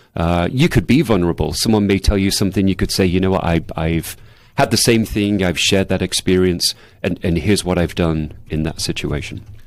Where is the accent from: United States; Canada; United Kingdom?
United Kingdom; England; moved away; I grew up in England